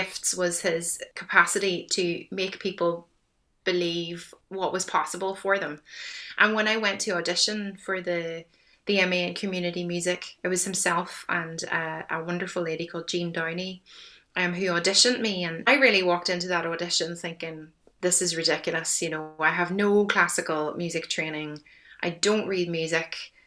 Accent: County Tyrone, Northern Ireland, United Kingdom; now in Limerick, Ireland; I had a very quiet experience of growing up in Northern Ireland, you know, that rural safety

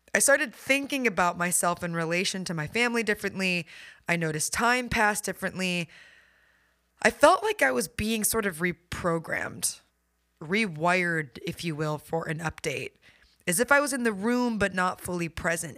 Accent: Midwest, United States; I grew up in the Midwest

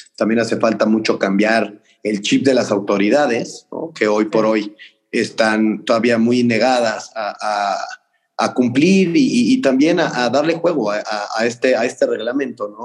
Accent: Mexico; nosotros como mexicanos

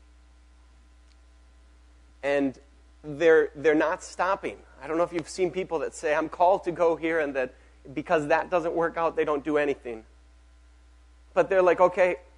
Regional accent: Mexico; moved away; I grew up in Mexico. I grew up in a pastor's home, a church planting pastor's home.

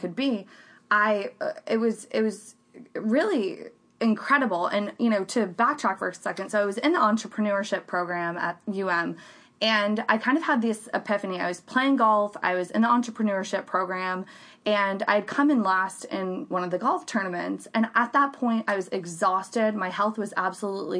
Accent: Central Florida, United States; also born or lived in Miami; I grew up in the Central Florida area and, basically grew up, went to Lake Brantley High School

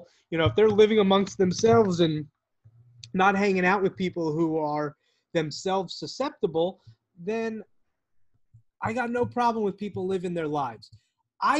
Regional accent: New York, United States; I was born in New York

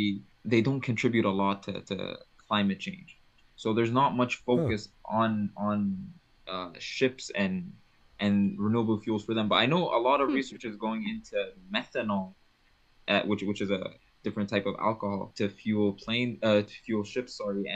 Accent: Libya; moved away as an adult; also born or lived in Malaysia; now in Alberta, Canada; I was born and raised in North Africa, in Libya

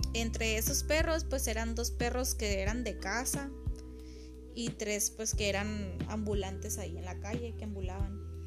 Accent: Mexico; como buen mexicano

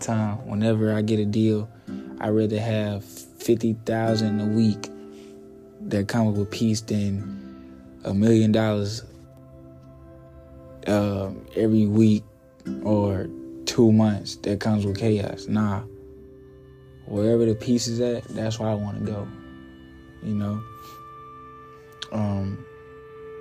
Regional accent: Little Rock, Arkansas, United States; growing up in Little Rock, Sam's Barbecue

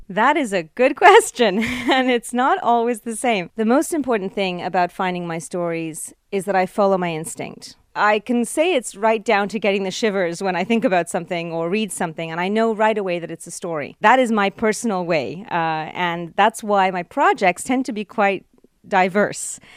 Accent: Canada; I'm truly Canadian

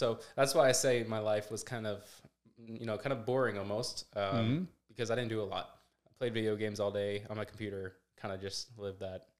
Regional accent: Lake City, United States; So I grew up in Lake City, my whole life

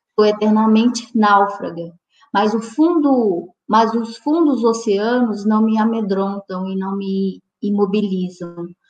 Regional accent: Northeast Region, Brazil; eu sou mulher, sou negra, sou nordestina

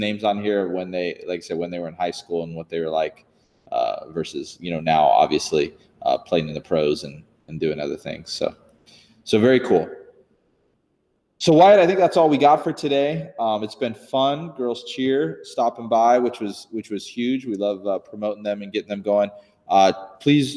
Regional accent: California, United States; moved away; growing up in California

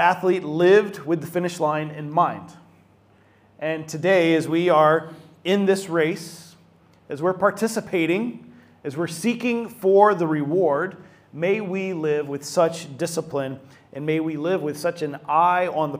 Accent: Atlanta, Georgia, United States; my hometown of Atlanta, Georgia

